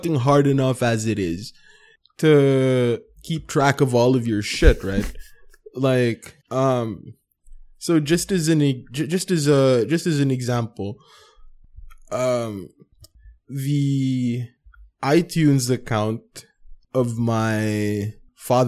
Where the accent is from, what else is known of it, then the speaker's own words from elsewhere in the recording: Philippines; we're in Filipino culture and it's very hierarchical